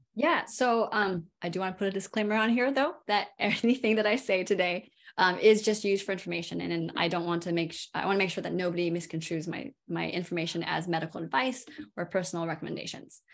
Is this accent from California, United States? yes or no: yes; California, United States; now in Durham, United States; I'm from California originally.